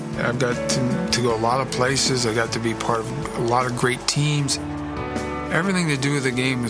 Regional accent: Canada; I'm Canadian. I'm proud to be a Canadian.

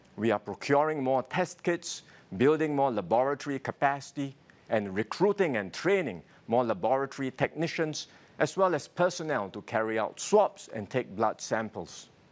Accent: Singapore; My fellow Singaporeans

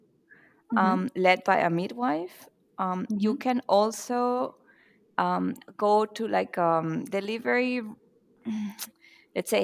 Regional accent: Venezuela; now in Mannheim, Germany; I'm from Venezuela and I currently live in Germany, Mannheim

